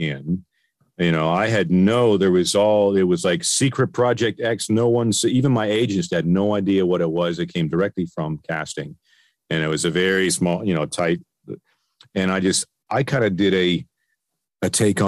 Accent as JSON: {"language": "English", "town": "Peterborough", "region": "Ontario", "country": "Canada", "tie": "born or raised there", "moved": "as an adult", "lives_now": "Burbank, United States", "said": "my hometown of Peterborough, in Ontario"}